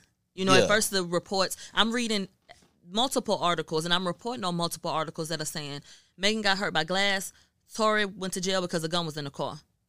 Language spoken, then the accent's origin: English; Houston, Texas, United States; I'm from Houston, born and bred. Yeah. And so I went to Third Ward. You know, I got people from Third Ward. I went to TSU.